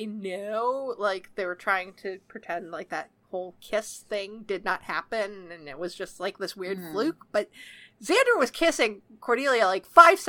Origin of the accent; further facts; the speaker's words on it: Canada; I'm Canadian.